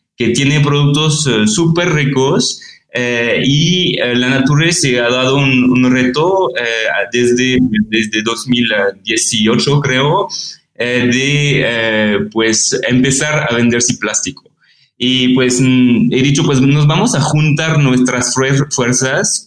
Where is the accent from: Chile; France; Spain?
France; Spanish is a second language; moved away as an adult; also born or lived in Paris; now in Mexico City, Mexico; soy francés